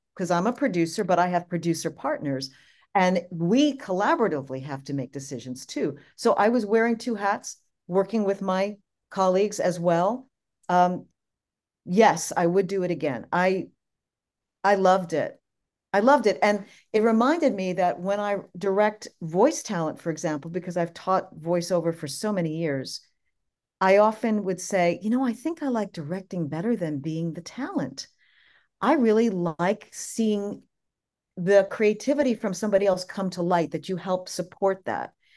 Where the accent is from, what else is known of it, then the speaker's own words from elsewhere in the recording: New York, United States; I'm the New Yorker